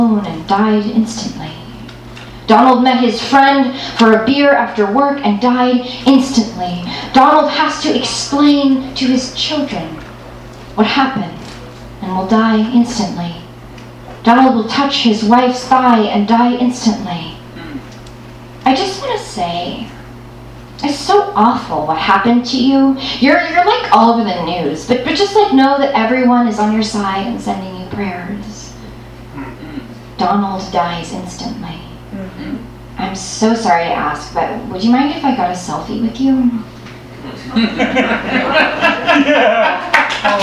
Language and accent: English; Los Angeles, California, United States; Born and raised in Los Angeles here